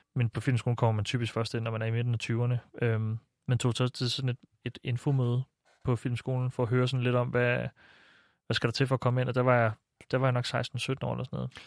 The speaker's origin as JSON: {"language": "Danish", "town": "Silkeborg", "region": "Central Denmark Region", "country": "Denmark", "tie": "born or raised there", "moved": "as an adult", "lives_now": "Copenhagen, Denmark", "said": "mit barndomshjem i Silkeborg"}